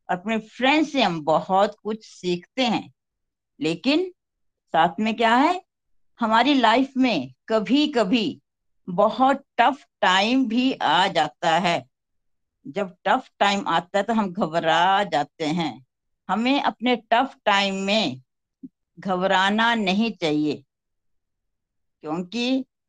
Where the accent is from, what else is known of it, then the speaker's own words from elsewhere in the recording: Chamba, Himachal Pradesh, India; मैं खुद पहाड़ों की रहने वाली हूँ मैं हिमाचल के चंबा शहर से बिलोंग करती हूँ